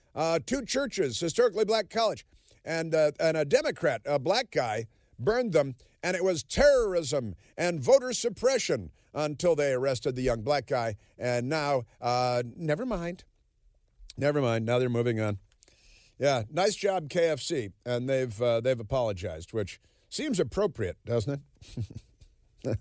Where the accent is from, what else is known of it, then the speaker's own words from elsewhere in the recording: Chicago, Illinois, United States; moved away; I'm from Chicago